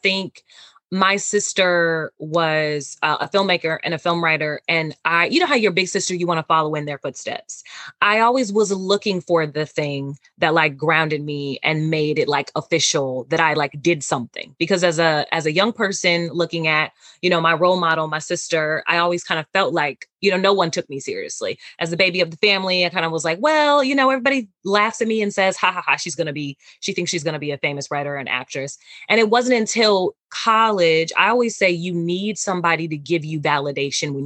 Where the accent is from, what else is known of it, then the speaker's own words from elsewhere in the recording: Gary, Indiana, United States; also born or lived in Merrillville, Indiana / Chicago, Illinois; But I was in Gary and born and raised there until my first year of high school. High school spent that in Maryville.